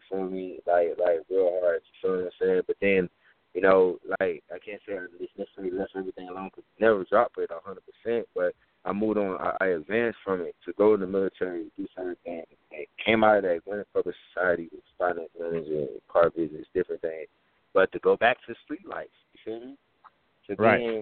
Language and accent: English; Texas, United States; I'm from Texas, bro. You know, I play high school football